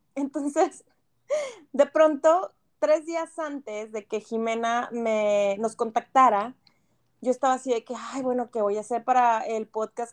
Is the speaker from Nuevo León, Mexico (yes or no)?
yes; Monterrey, Nuevo León, Mexico; moved away as an adult; now in Canada; nosotros como regios